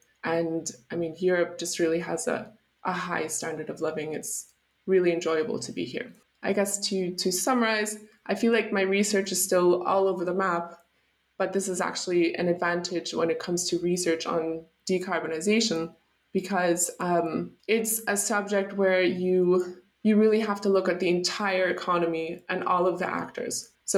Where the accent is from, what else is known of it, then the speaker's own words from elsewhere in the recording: United States; born there; I'll start with the fact that I was born in the United States to German parents. So I have dual citizenship.